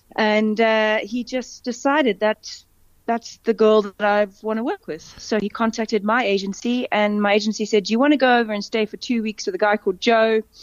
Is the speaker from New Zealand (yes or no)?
no; Cape Town, Western Cape, South Africa; moved away as an adult; also born or lived in England; now in Johannesburg, South Africa; for me growing up in Cape Town